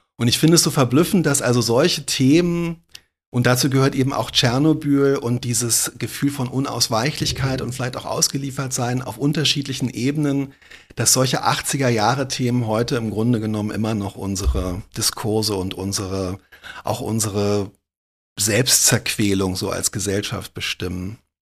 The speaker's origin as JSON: {"language": "German", "region": "Berlin", "country": "Germany", "tie": "born or raised there", "said": "ich bin in Zehlendorf Mitte aufgewachsen"}